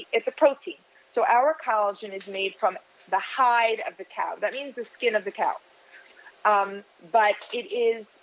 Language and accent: English; United States; moved away as an adult; now in Miami Beach, United States; I'm from the New York, New Jersey area originally, but I moved here about 25 years ago.